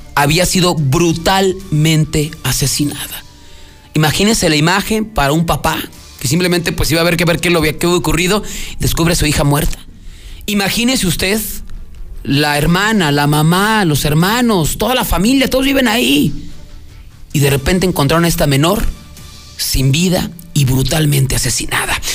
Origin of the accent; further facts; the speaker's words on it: Aguascalientes, Mexico; nuestro estado